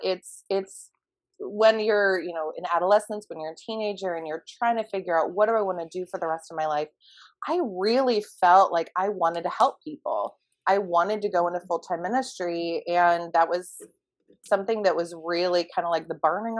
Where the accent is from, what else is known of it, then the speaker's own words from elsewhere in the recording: a suburb of Phoenix, Arizona, United States; in a suburb of Phoenix